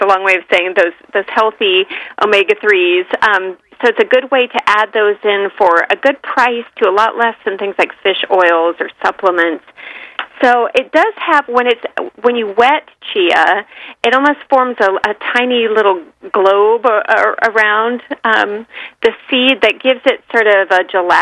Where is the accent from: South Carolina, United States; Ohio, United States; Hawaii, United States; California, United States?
California, United States; San Francisco East Bay; I grew up in the San Francisco East Bay